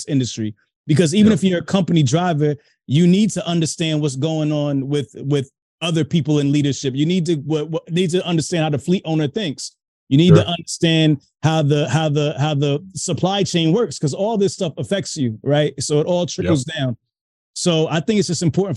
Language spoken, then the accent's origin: English; Hightstown, New Jersey, United States; also born or lived in Brooklyn, New York; now in Mount Laurel, United States; I'm originally from Brooklyn, New York. From Brooklyn, New York. Moved out of there when I was young, though. Moved to Central Jersey, a place called Heights Town. That's where I went to high school